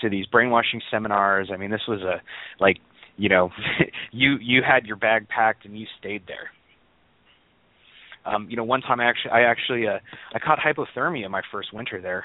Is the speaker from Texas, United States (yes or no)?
no; California, United States; I grew up in California